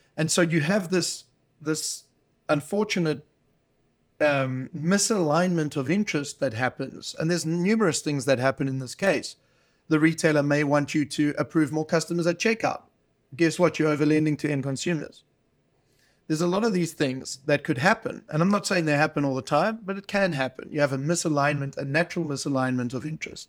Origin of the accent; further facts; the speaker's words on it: South Africa; moved away; it wasn't a push away from South Africa and Africa. I love, you know, this is my home country